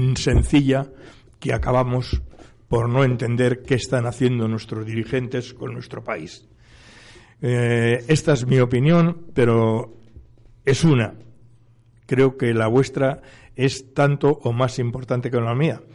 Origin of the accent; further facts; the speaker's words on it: Spain; como español